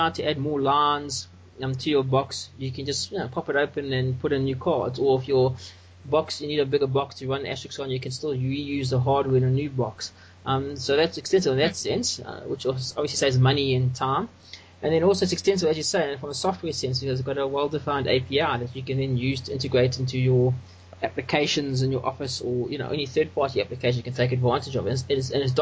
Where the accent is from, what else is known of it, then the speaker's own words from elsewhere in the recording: South Africa; I'm from South Africa, and I'm an open source developer and solution provider